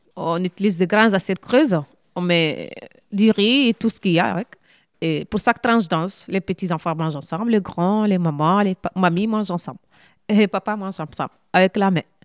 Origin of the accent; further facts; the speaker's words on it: Mali; now in France; Je suis malienne